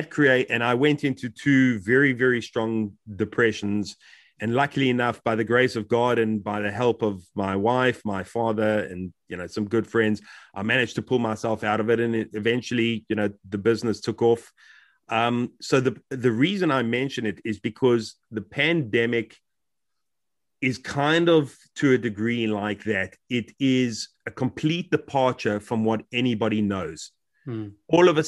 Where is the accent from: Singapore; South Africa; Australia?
South Africa; moved away as an adult; now in United Kingdom; When I came from South Africa, the move was by no means easy.